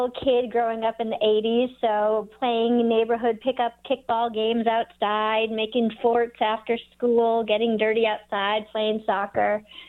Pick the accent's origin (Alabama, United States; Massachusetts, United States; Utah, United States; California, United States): Massachusetts, United States; Newton; moved away as an adult; also born or lived in New York City / Ithaca, New York; now in Nevada City, United States; I grew up 7 miles west of Boston in a really sweet, idyllic city called Newton, Massachusetts.